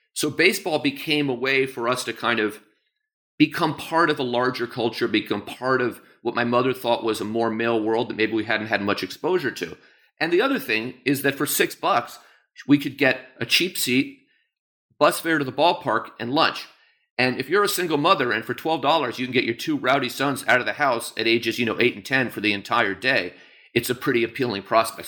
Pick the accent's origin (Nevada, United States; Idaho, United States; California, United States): California, United States; San Francisco; moved away as an adult; now in New York City, United States; I was born in New York City and moved to San Francisco as a very young child, so have strong roots in both places